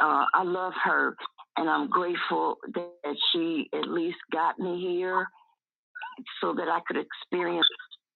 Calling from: Tucson, Arizona, United States; I'm calling from Tucson, Arizona, from Divine Gables.

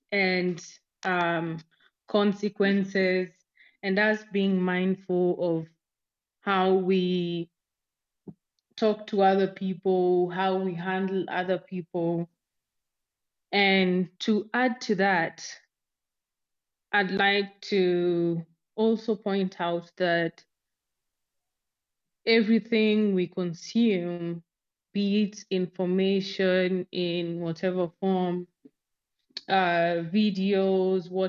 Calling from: Nairobi, Kenya; I'm speaking from Nairobi, Kenya.

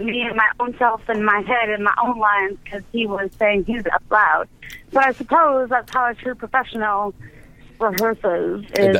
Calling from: Tucson, Arizona, United States; I'm calling from Tucson, Arizona.

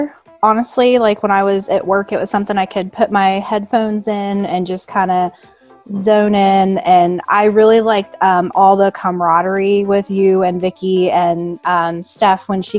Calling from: Fairfield, Ohio, United States; I am live from Fairfield, Ohio, which is north of Cincinnati.

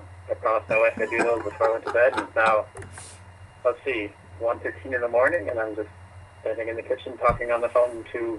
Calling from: Sioux Falls, South Dakota, United States; calling from Sioux Falls, South Dakota.

